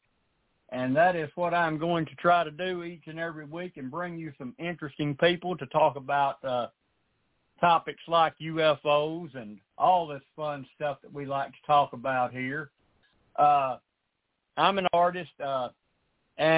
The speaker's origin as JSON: {"language": "English", "region": "the South", "country": "United States", "said": "I'm from the South"}